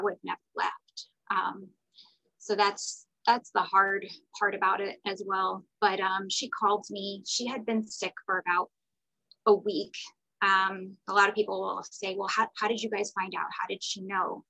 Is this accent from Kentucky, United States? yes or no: no; Florida, United States; moved away as an adult; now in Atlanta, United States; I live in Atlanta, Georgia, but I am from Florida. I am a Florida girl, born and raised